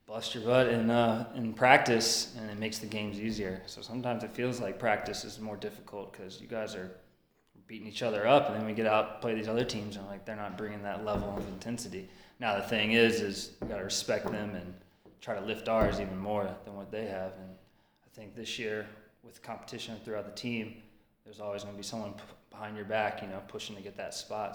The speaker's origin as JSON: {"language": "English", "town": "Richmond", "region": "Virginia", "country": "United States", "tie": "born or raised there", "moved": "yes", "said": "I grew up in Richmond, and I played for Richmond Kickers"}